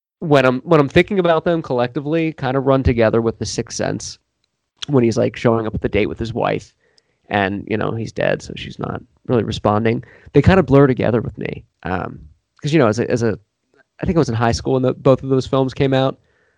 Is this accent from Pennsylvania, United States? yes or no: yes; Philadelphia, Pennsylvania, United States; No, I'm from Philadelphia. I love the city.